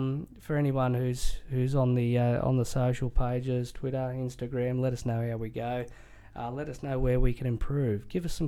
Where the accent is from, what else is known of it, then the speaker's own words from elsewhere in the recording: Australia; as an Australian sports fan